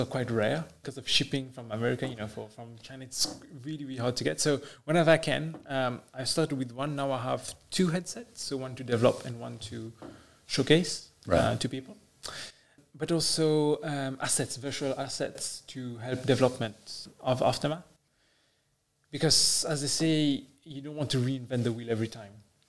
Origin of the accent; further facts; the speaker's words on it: Mauritius; I'm from Mauritius